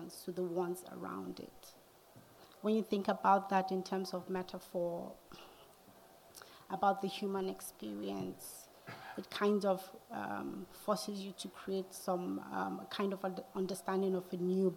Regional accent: Nigeria; moved away as an adult; also born or lived in Atlanta, United States; now in United States; growing up in Nigeria, especially in my hometown

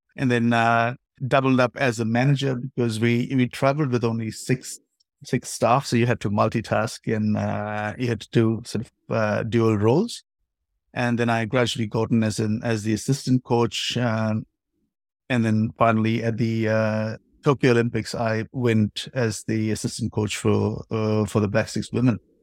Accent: India; moved away as an adult; also born or lived in New Zealand; now in Japan; I played my hockey in India. Uh, obviously, I'm of Indian origin

